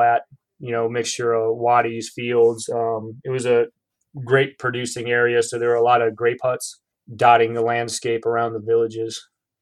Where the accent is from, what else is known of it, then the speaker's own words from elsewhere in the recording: Illinois, United States; moved away as an adult; growing up in Illinois